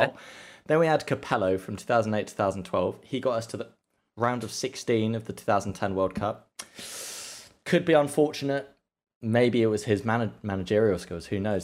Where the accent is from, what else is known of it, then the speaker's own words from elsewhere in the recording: England, United Kingdom; I'm English